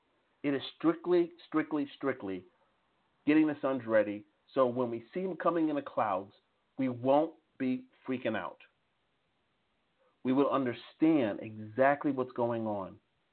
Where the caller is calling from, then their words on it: Strasbourg, Grand Est, France; like for example, I'm calling from Strasbourg, France. Most people have no idea where Strasbourg, France is.